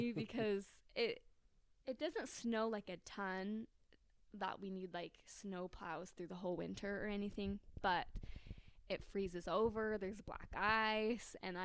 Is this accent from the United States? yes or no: yes; St. George, Utah, United States; moved away as an adult; now in Kentucky, United States; we're in St. George right now, and where I grew up